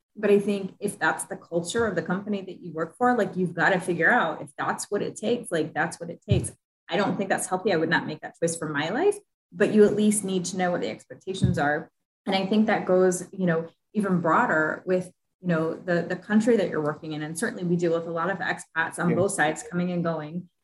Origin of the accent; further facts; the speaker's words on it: Midwest, United States; I'm a Midwesterner, you know, I'm very Midwestern